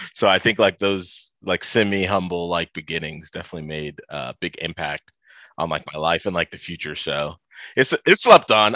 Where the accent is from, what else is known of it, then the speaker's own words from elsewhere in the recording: Toledo, Ohio, United States; I, uh, grew up in the Midwest. I'm from, uh, Toledo, Ohio